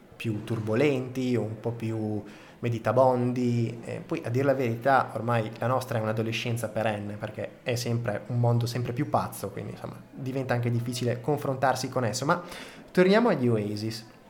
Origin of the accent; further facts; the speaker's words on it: Reggio Emilia, Emilia-Romagna, Italy; accent: Emilian; sono nato a Reggio Emilia, quindi insomma, ho uno slang molto emiliano.